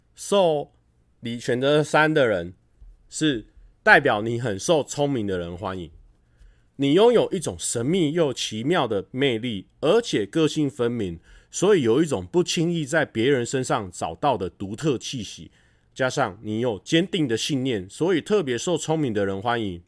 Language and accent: Chinese; Taichung, Taiwan; 我们台中人